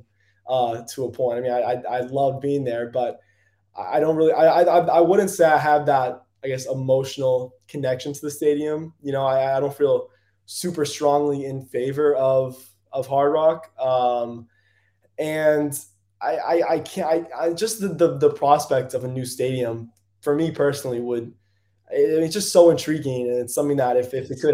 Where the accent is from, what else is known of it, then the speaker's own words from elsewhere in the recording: Fort Lauderdale, Florida, United States; I grew up in Fort Lauderdale.